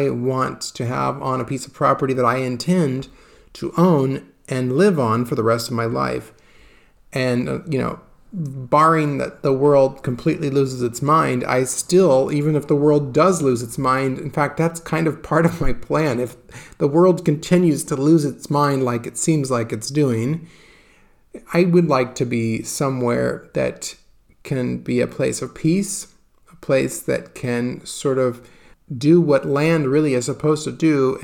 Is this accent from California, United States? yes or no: yes; California, United States; I grew up in California, as you know, which is a very dry place